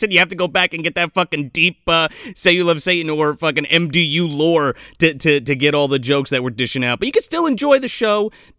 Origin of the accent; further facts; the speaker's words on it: New Jersey, United States; moved away as an adult; now in Bangor, United States; we're both from Jersey. I transplanted here, like, 4 years ago.